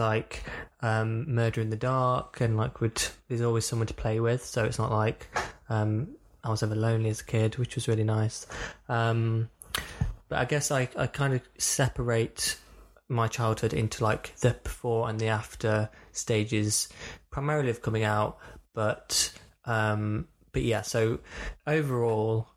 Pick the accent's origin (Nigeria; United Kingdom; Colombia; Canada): United Kingdom; Burton upon Trent, West Midlands; I am from the Midlands. I'm from a town called Burton upon Trent.